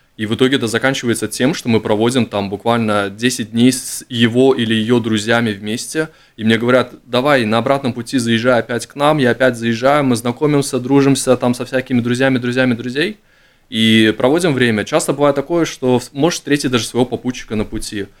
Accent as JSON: {"language": "Russian", "country": "Latvia", "said": "я из Латвии"}